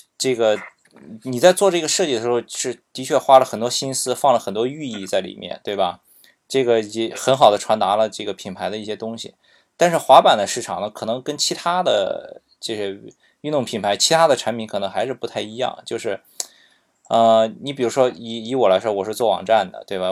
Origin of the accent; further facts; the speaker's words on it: Qingdao, Shandong, China; 因为我是青岛的嘛